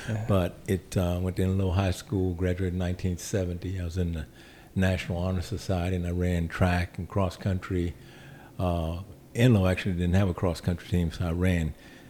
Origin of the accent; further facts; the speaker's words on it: Minnesota, United States; I grew up on St. Olaf campus, and I came out of a family of seven children.